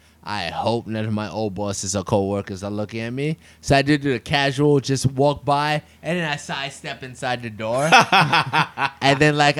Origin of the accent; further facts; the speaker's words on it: New York City, New York, United States; when I grew up in New York City